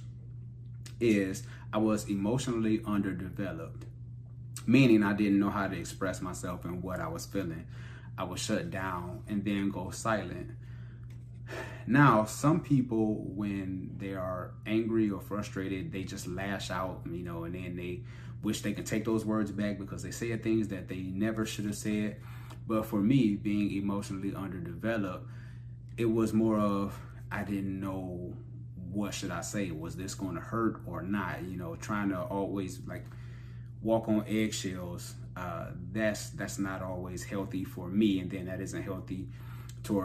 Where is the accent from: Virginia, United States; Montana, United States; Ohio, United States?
Ohio, United States; Cleveland; There was so much stuff going on in the hood growing up in Cleveland